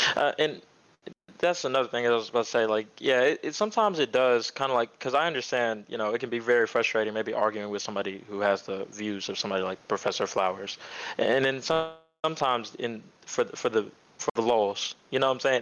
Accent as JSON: {"language": "English", "town": "Dallas", "region": "Texas", "country": "United States", "said": "I'm from Dallas"}